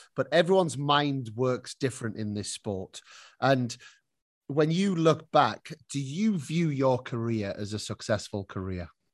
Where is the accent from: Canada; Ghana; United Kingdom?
United Kingdom; now in Spain; as a Brit